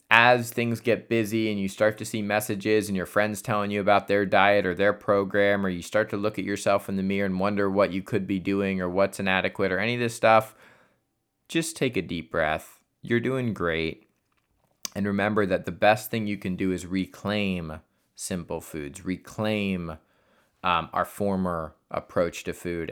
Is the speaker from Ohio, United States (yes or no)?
yes; Columbus, Ohio, United States; my hometown of Columbus, Ohio